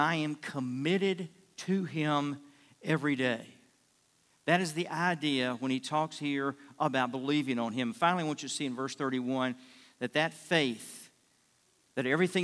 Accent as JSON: {"language": "English", "town": "Richmond", "region": "Virginia", "country": "United States", "tie": "born or raised there", "also_born_or_lived": "Fort Worth, Texas", "moved": "as an adult", "said": "I grew up in Richmond"}